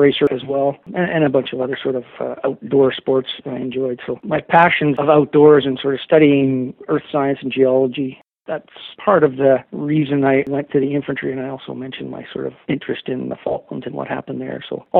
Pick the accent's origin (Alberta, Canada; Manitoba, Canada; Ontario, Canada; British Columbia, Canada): Ontario, Canada; Ottawa; My mother was a nurse. I grew up in Ottawa during the time of the October crisis, the FLQ crisis.